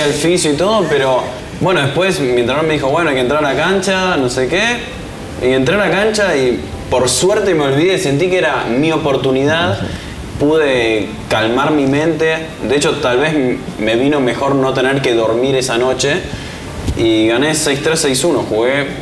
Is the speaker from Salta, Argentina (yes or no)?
no; Buenos Aires, Argentina; also born or lived in New York; Crecí en Buenos Aires